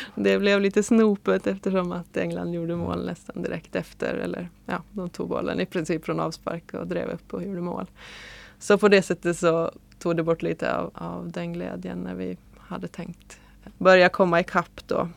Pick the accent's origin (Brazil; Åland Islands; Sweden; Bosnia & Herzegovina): Åland Islands; som ålänning